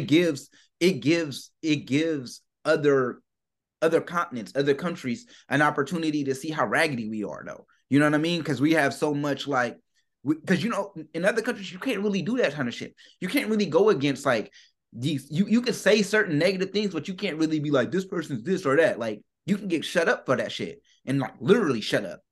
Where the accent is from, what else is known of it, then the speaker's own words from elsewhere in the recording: United States; I'm from America